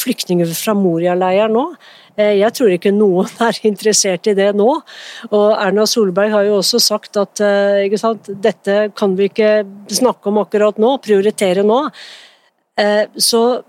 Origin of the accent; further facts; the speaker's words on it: Norway; jeg er født i Norge